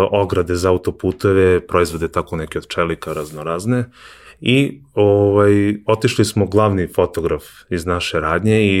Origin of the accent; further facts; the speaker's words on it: Kovin, Vojvodina, Serbia; pošto je moj otac vlasnik fotografske radnje u Kovinu, ja sam iz Kovina